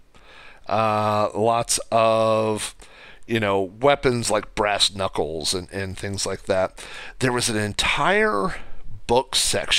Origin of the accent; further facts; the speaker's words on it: Oklahoma, United States; also born or lived in Spokane, Washington; I moved from Oklahoma to Spokane, and I was there for about a year and a half, and then I came back. And so anyway, when I came back home to Oklahoma in 98